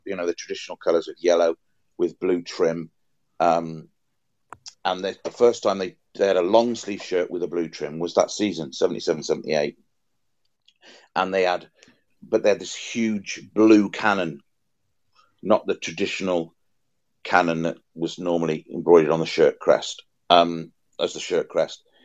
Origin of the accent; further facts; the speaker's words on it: Wales, United Kingdom; as a Welshman